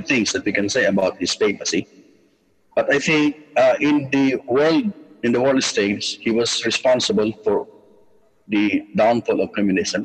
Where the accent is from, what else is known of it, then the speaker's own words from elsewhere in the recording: Philippines; we are, as Filipinos, very, very devoted to Mama Mary